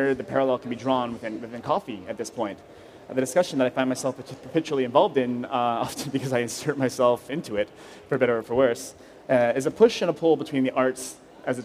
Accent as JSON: {"language": "English", "town": "Vancouver", "region": "British Columbia", "country": "Canada", "tie": "born or raised there", "moved": "yes", "lives_now": "Montreal, Canada", "said": "I grew up in Vancouver"}